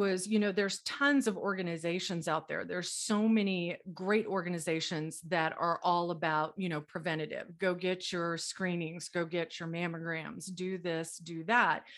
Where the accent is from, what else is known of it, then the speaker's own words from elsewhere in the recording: Dallas, Texas, United States; now in Colorado, United States; I am originally from Dallas, Texas. I live in Colorado now, but I was born and raised in Dallas, Texas